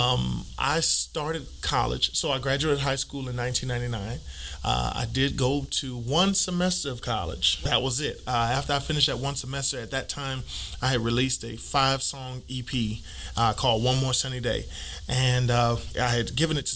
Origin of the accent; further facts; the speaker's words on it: New York City, New York, United States; we were in Brooklyn, New York. I was born in Brooklyn.